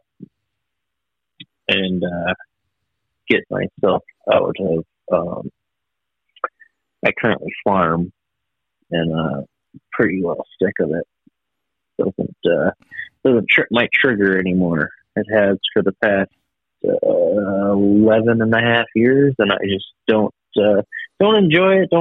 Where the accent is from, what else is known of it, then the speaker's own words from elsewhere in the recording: Wisconsin, United States; moved away as an adult; now in Nebraska, United States; I moved from Wisconsin, where I grew up, and I moved out here to Nebraska